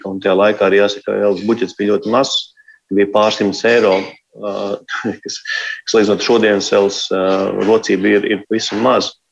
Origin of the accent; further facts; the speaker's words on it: Latvia; es esmu cilvēks no Latvijas.